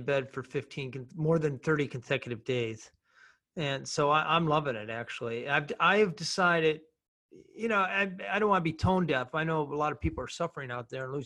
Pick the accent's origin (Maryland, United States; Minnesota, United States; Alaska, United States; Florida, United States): Minnesota, United States; I come from Minnesota, which has the highest per capita number of explorers than any place else